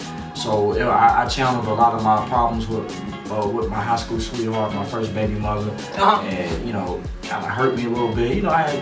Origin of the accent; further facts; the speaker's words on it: New York, United States; moved away; also born or lived in Indianapolis; I am from New York.